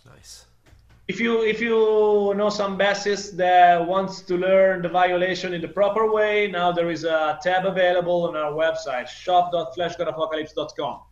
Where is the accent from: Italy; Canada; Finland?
Italy